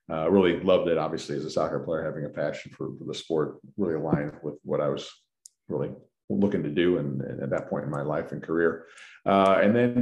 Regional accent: St. Louis, Missouri, United States; moved away as an adult; also born or lived in San Antonio, Texas; Born and raised in St. Louis, Missouri

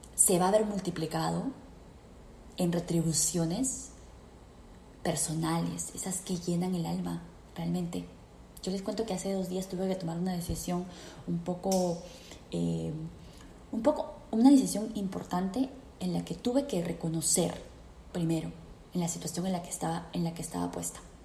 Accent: Peru; moved away as an adult; yo me fui de Perú

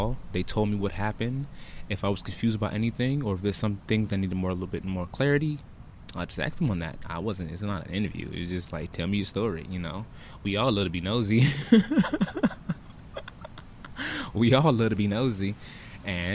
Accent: Broward County, Florida, United States; I hail from Broward County, Florida. 954

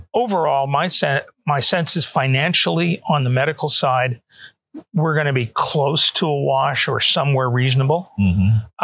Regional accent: Canada; also born or lived in Atlanta, United States; now in Toronto, Canada; Both my wife and I are Canadian citizens, mm-hmm. natives. We were born there, mm-hmm. so we were able to move back

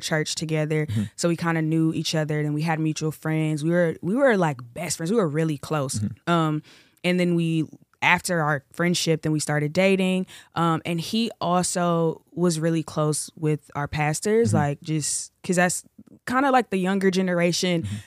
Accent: Chicago, Illinois, United States; also born or lived in Los Angeles; I'm originally from Chicago. Uh, I live right now in between LA and Chicago

